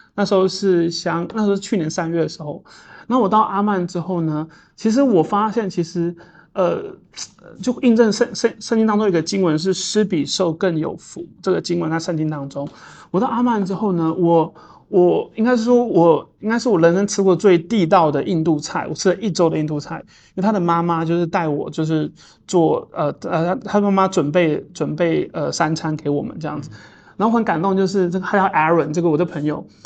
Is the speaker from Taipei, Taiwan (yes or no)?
yes; Taipei, Taiwan; 我在都市住惯了，我是一个城，城，因为我是一个，我台北长大的小孩。我其实是因为我在台北长大